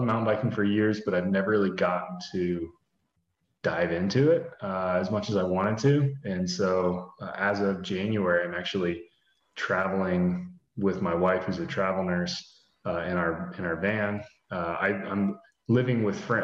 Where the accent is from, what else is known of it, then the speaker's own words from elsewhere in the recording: Columbus, Ohio, United States; I'm from Columbus, Ohio